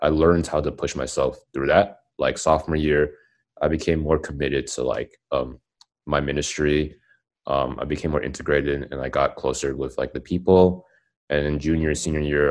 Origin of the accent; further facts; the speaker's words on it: Dallas, Texas, United States; moved away as an adult; also born or lived in Austin, Texas; I'm from Dallas and I went to UT. So I moved to Austin. And I think that's the first time I've ever moved in, like, my life